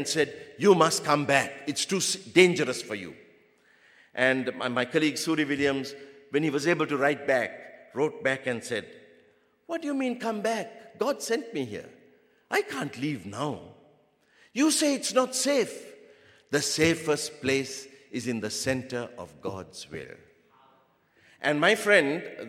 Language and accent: English; Sri Lanka; I'm from the Sinhalese race